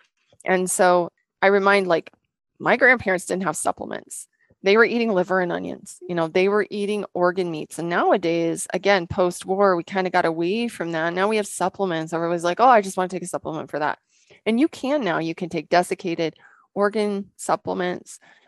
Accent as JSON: {"language": "English", "region": "Washington", "country": "United States", "said": "So we came from Western Washington, which is a humid, lots of water, good sun in the summertime, and it doesn't get really cold there."}